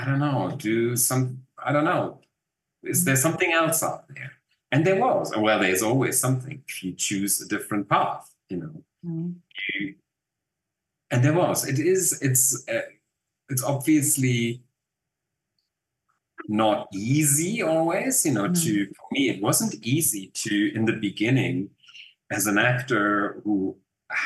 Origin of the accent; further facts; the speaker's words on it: Germany; accent: German; English is a second language; moved away as an adult; now in South Africa; maybe you still can hear that I'm German